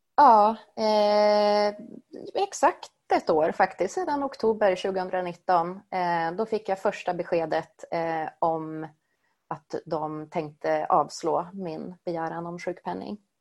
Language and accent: Swedish; Sweden; Jag är född och uppvuxen i Sverige